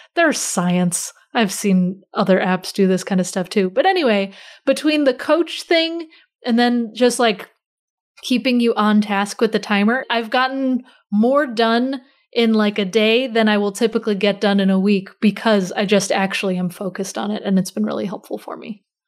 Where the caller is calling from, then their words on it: near Baltimore, Maryland, United States; I'm calling in from kind of close to Baltimore.